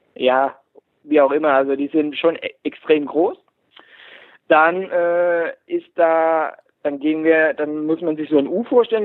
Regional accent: Heltersberg, Rhineland-Palatinate, Germany; ich komme aus Heltersberg, das ist mitten im Pfälzerwald, bei, in der Nähe von Kaiserslautern

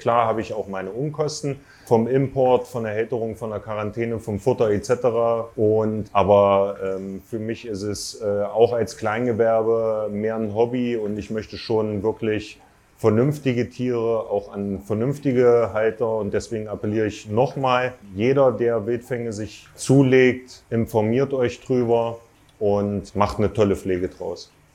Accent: Thuringia, Germany; now in Wolfsburg, Germany; wohne seit circa acht Jahren in Wolfsburg, bin 37 Jahre alt, geboren in Thüringen 1984

